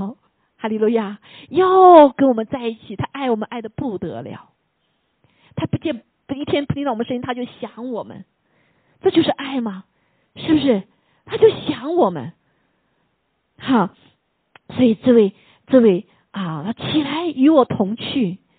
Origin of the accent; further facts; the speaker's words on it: China; 有的时候我们中国人特别谦卑啊